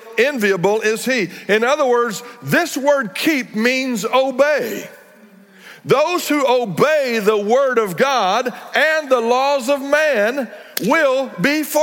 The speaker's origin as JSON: {"language": "English", "region": "Texas Panhandle", "country": "United States", "tie": "born or raised there", "also_born_or_lived": "North Fort Worth, Texas", "said": "I grew up in the Texas Panhandle where there was a lot of open range at the time"}